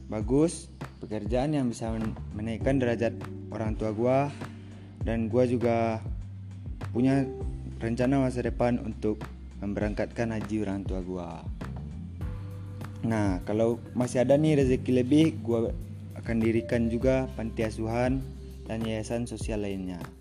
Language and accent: Indonesian; West Sumatra, Indonesia; gue dari Teknik Sipil. gue sendiri berasal dari Sumatera Barat.